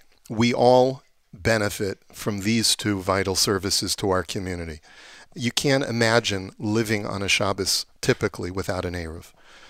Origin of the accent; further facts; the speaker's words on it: Baltimore, Maryland, United States; now in Toronto, Canada; I remember growing up in Baltimore, that's what we had.